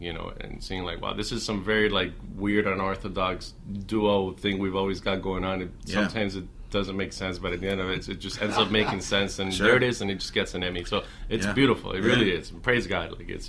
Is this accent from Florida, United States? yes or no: yes; Miami, Florida, United States; Well, I'm from Miami.